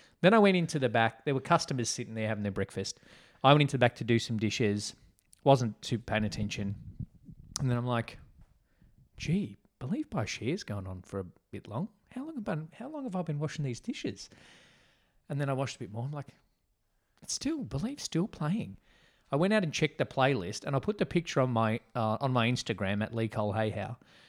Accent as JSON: {"language": "English", "country": "Australia", "said": "We call them biscuits. Because we're Aussie."}